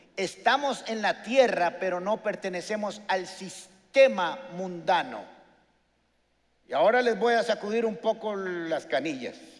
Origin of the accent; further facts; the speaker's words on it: Costa Rica; los ticos, los huetares legítimos de aquí